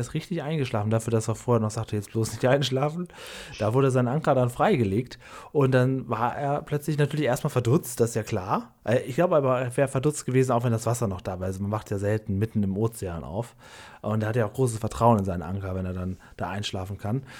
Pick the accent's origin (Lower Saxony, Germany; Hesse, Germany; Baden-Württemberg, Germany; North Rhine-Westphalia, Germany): Lower Saxony, Germany; Cuxhaven district; Ich komme ja aus, aus Niedersachsen, aus dem Kreis Cuxhaven